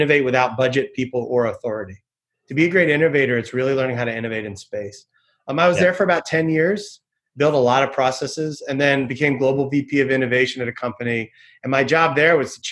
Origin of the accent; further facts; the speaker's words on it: Philadelphia, Pennsylvania, United States; I originally from Philadelphia